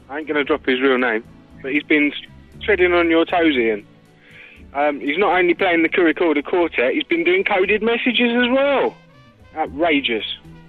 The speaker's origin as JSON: {"language": "English", "town": "Croydon", "region": "London", "country": "United Kingdom", "said": "I'm not cockney, I come from Croydon."}